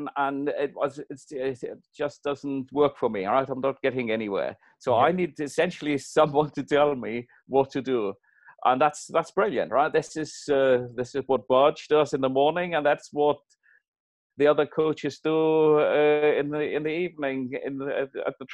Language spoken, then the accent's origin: English; Germany; moved away as an adult; also born or lived in Singapore; now in United Kingdom; I'm originally from Germany